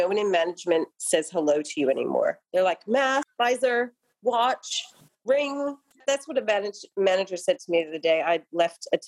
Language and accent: English; Perth, Western Australia, Australia; moved away; I'm from Perth as well